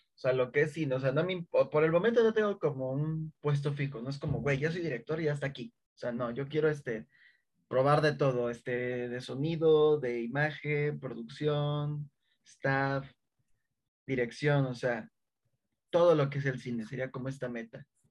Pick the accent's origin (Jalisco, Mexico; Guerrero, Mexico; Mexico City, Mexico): Mexico City, Mexico; somos chilangos